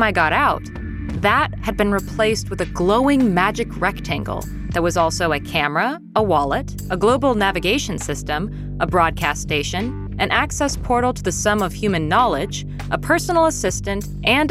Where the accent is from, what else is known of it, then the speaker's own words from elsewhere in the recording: Seattle, Washington, United States; We're from Seattle